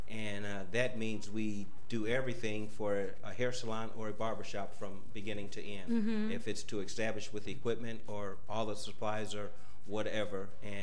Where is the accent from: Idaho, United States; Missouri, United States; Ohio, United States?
Ohio, United States; Cleveland; I was born in Cleveland, Ohio